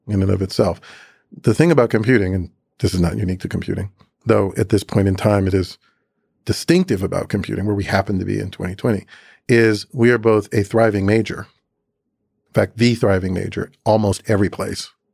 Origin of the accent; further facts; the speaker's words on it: Atlanta, Georgia, United States; moved away as an adult; also born or lived in Chattanooga, Tennessee / Boston; my earliest memories arriving in Atlanta in a moving truck at the age of three and a half